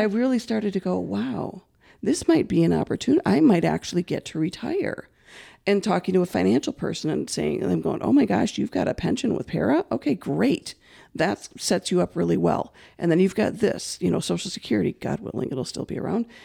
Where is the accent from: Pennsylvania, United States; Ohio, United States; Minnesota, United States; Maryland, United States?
Minnesota, United States; Saint Paul; also born or lived in River Falls, Wisconsin / Hudson / White Bear Lake / Centerville; I've always been born and raised in Saint Paul